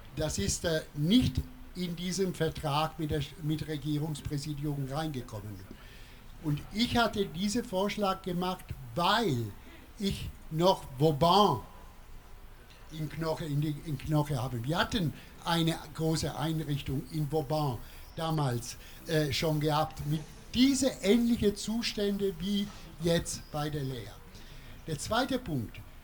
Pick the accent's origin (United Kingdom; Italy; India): Italy; German is a second language; now in Freiburg, Germany; ich selber als Italiener